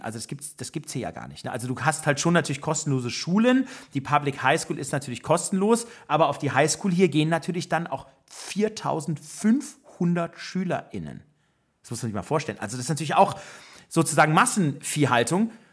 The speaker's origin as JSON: {"language": "German", "country": "Germany", "moved": "as an adult", "lives_now": "United States", "said": "als Deutscher"}